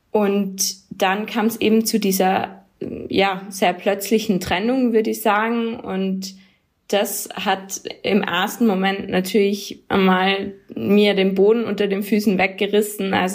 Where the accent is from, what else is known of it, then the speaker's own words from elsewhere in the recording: Tyrol, Austria; Genau, ich komme aus Tirol ursprünglich, aber in Tirol wird mir immer wieder gesagt, dass ich eigentlich Deutsche bin